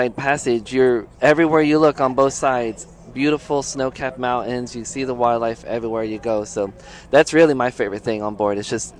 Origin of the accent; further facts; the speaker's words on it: Orlando, Florida, United States; I grew up near Orlando, Florida, near the beaches, and so everything was completely flat, palm trees all the time.